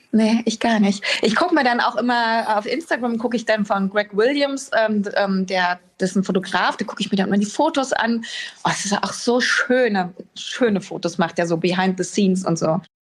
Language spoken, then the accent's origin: German; Berlin, Germany; now in Hamburg, Germany; Das wäre ja äh, verwerflich, wenn ich sagen würde, Berlin ist nicht meine Heimat.